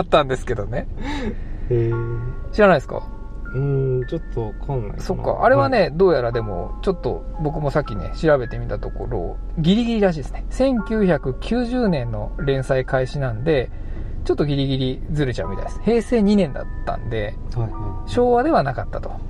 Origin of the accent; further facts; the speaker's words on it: Saitama, Japan; moved away; 僕ら埼玉県出身の